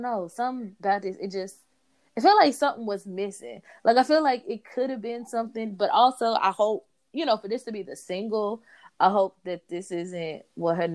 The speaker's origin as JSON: {"language": "English", "region": "Tennessee", "country": "United States", "said": "I'm from Tennessee"}